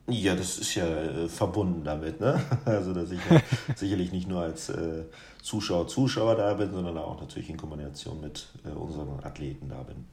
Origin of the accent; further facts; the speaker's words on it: Guinea; moved away; aus meiner Heimat